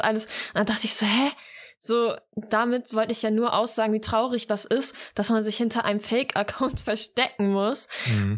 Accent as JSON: {"language": "German", "area": "East Frisia", "region": "Lower Saxony", "country": "Germany", "said": "Ja, aber bei uns in Ostfriesland"}